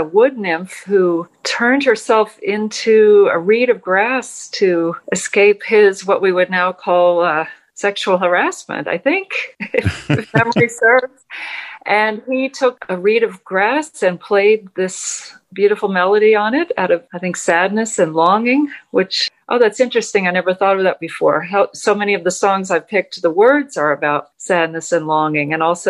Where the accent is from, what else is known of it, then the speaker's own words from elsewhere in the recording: Texas, United States; growing up in Texas as a UU